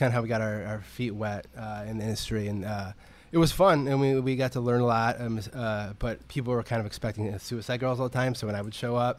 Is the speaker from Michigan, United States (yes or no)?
yes; Michigan, United States; Now, I'm from Michigan, so people were back home were talking about it.